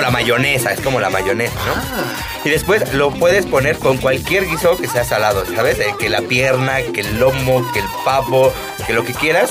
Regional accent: Mexico City, Mexico; no soy de Catepec, yo sí nací en la Ciudad de México

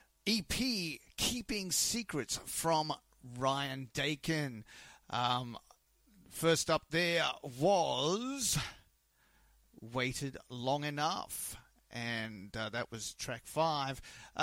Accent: Australia; this is Country Thunder.

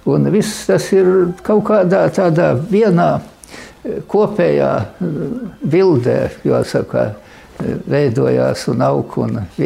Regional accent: Rēzekne Municipality, Latvia; Mēs tīri latvieši. Vispār nautrēnu draudze ir ļoti latviskā.

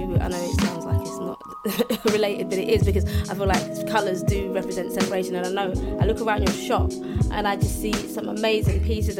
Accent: Sierra Leone; Yeah, very typical of well, I'm from Sierra Leone

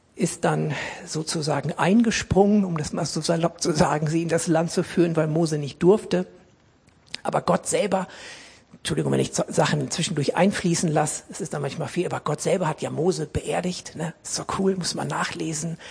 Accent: Essen, North Rhine-Westphalia, Germany; ich bin als, als Kind in Essen im Ruhrgebiet in einer großen, lebendigen, guten Baptistengemeinde gewesen

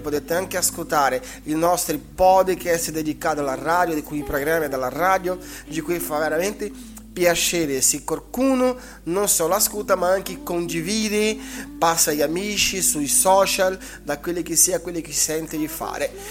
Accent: Brazil; io come brasiliano

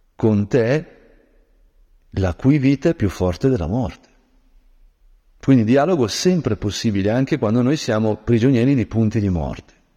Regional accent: Lombard land, Lombardy, Italy; moved away; io che sono di origine silvestre, diciamo così, quando nella mia terra longobarda eh, camminavo nei boschi

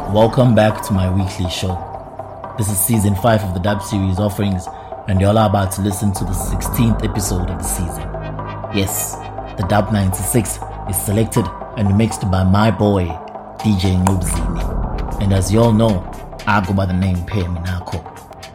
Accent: Empangeni, KwaZulu-Natal, South Africa; born or raised there

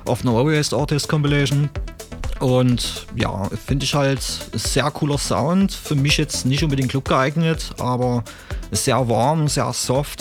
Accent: Chemnitz region, Saxony, Germany; ich komme ursprünglich aus der Chemnitzer Region

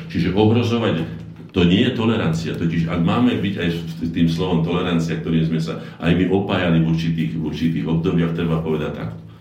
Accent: Slovakia; Sme Slováci, máme špecifickú povahu

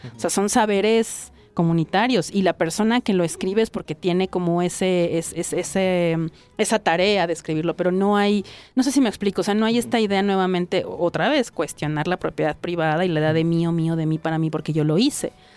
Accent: Mexico; aquí en mi, en mi país

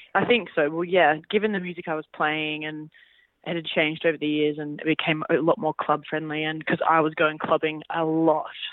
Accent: Australia; I'm an Australian

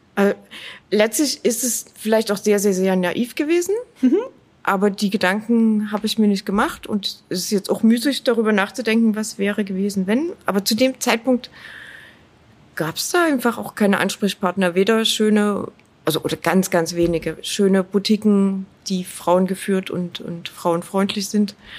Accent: Dresden, Saxony, Germany; Ich bin in Dresden aufgewachsen und ich bin sehr gerne hier.

